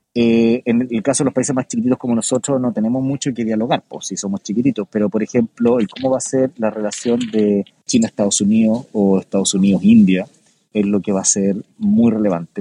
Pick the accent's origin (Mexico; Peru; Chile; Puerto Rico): Chile; nuestro país